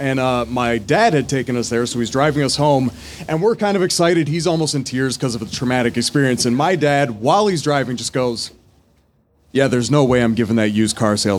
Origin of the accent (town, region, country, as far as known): Montreal, Quebec, Canada; accent: Montreal accent; moved away